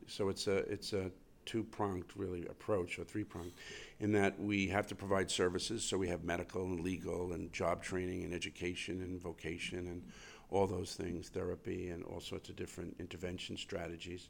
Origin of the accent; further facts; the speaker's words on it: New York City, New York, United States; I grew up in Queens, in Flushing, Queens